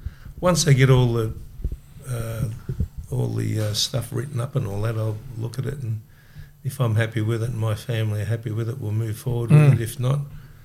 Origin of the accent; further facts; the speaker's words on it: South Melbourne, Victoria, Australia; In South Melbourne.